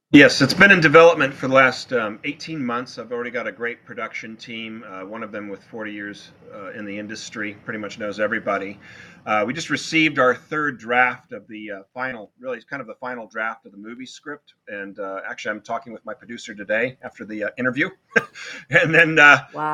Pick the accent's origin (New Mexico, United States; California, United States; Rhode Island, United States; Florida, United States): California, United States; Newport Beach; I had a great elementary school when I was growing up in Newport Beach, California